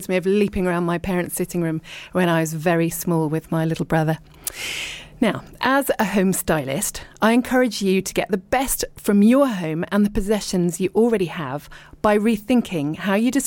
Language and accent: English; Richmond, London, United Kingdom; moved away as an adult; also born or lived in abroad; now in East Sheen, United Kingdom; I was born in Richmond and I lived and worked in London, but then I lived abroad for ages, like years and years